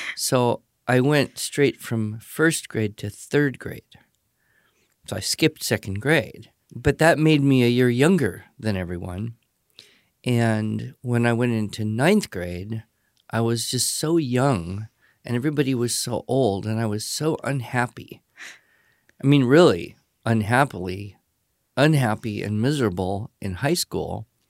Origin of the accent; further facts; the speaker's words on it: Los Angeles, California, United States; I was born and grew up in Southern California, uh, the Los Angeles area